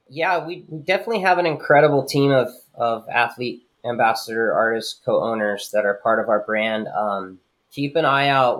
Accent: Leucadia, California, United States; I'm born and raised in Leucadia.

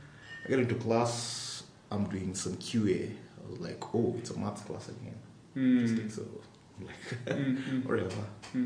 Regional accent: Kisumu, Kisumu County, Kenya; also born or lived in Nairobi; Okay. So, pretty much I grew up in Kisumu. Mm-hmm. Yeah, my schooling. Primary and high school was in Kisumu.

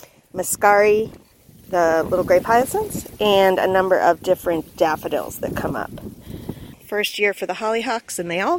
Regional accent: Delaware, United States; I am from Delaware in the United States, which is on the East Coast, about halfway in the Mid-Atlantic.

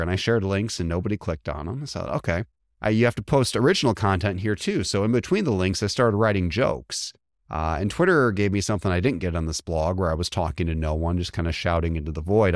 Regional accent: just across the Indiana border, Illinois, United States; moved away; I grew up just across the Illinois border

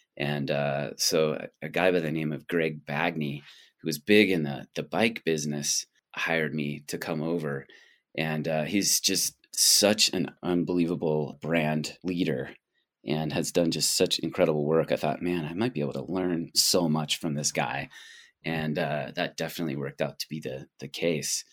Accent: Boulder, Colorado, United States; also born or lived in Canada; now in Banff, Canada; I was born in Boulder.

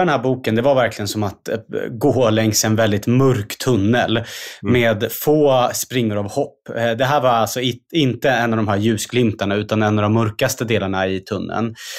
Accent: Stockholm, Stockholm County, Sweden; jag kommer ju själv från, från Husby och Kista

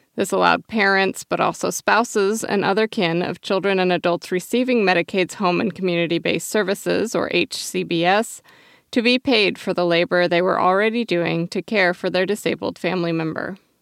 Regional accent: Oregon, United States; My home state of Oregon

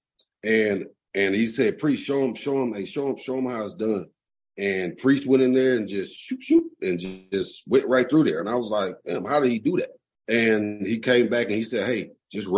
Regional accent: Atlanta, Georgia, United States; I grew up in Adamsville

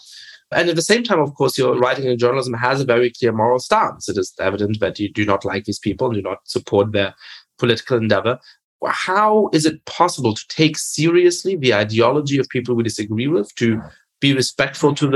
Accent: Germany; I grew up in Germany

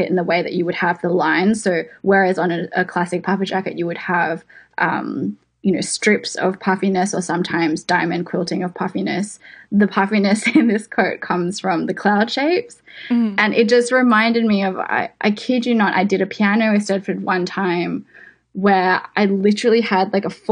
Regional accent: Sydney, New South Wales, Australia; moved away as an adult; also born or lived in New York; I grew up in West Ryde in Sydney, so out in the suburbs

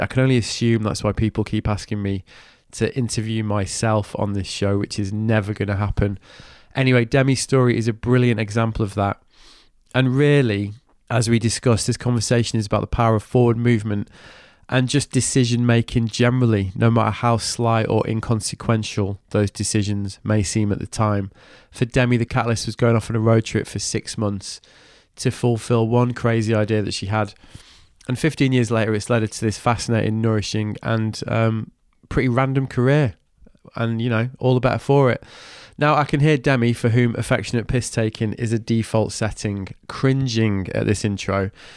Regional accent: Manchester, North West England, United Kingdom; now in Brighton, United Kingdom; I'm from Manchester

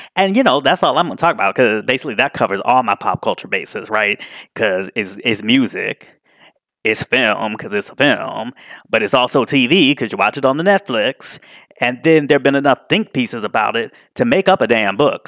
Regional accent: Washington, District of Columbia, United States; Washington, D C, my hometown

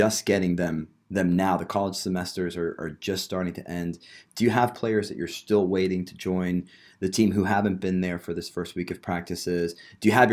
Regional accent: New Jersey, United States; now in Knoxville, United States; We're both from New Jersey

